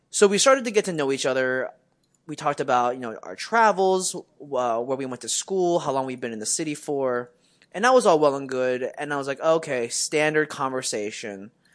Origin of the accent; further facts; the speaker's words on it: Westchester, United States; growing up in Westchester